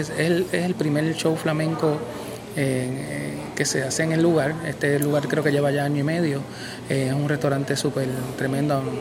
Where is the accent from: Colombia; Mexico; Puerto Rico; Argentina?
Puerto Rico; yo nací aquí en Puerto Rico, o sea, yo me siento boricua.